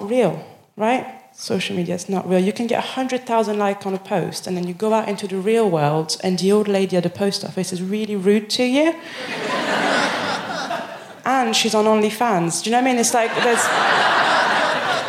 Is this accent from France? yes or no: yes; Paris, Île-de-France, France; English is a second language; moved away as an adult; now in Birmingham, United Kingdom; I'm from Paris